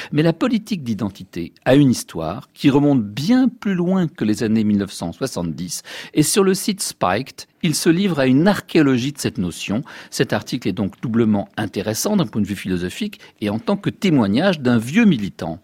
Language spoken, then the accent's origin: French; France; chez nous en France